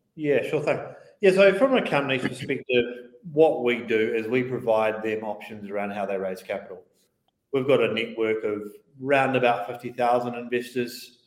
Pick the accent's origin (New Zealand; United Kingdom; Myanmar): New Zealand; Christchurch, Canterbury; moved away as an adult; I grew up in Christchurch. I was in Christchurch. Uh, for the first 22 odd years of my life, primarily